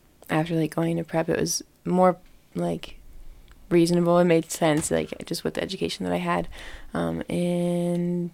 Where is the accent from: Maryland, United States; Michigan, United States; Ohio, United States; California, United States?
Ohio, United States; I'm from Ohio, which I get made fun of for sometimes, but I love it there